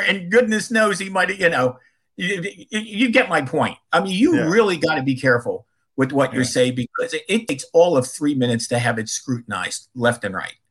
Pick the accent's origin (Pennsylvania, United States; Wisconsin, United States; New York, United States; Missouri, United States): Pennsylvania, United States; Philadelphia; moved away; in Philadelphia, which is my hometown